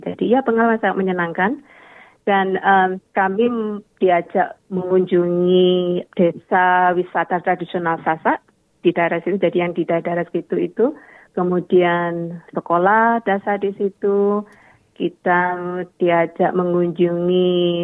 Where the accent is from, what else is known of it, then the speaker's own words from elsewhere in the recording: Java, Indonesia; now in Adelaide, Australia; saya berasal dari Indonesia atau Jawa